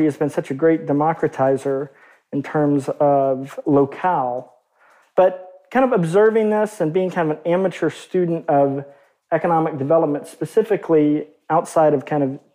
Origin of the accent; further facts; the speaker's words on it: Arkansas, United States; growing up in Arkansas, which is a really, kind of on balance, pretty economically repressed and depressed state